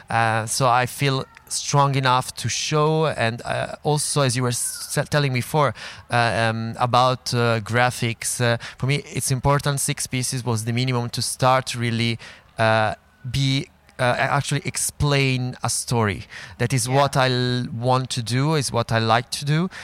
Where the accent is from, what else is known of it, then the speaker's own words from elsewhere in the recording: Milan, Lombardy, Italy; moved away as an adult; now in Paris, France; I come from Milan, uh, so yeah, it's home.